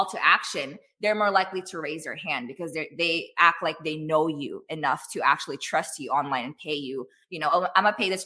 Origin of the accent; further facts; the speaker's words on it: Philippines; I'm Filipino